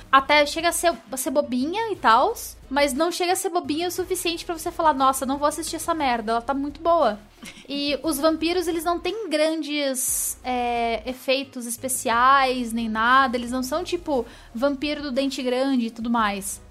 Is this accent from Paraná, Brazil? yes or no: yes; Curitiba, Paraná, Brazil; also born or lived in São Paulo; eu sou curitibana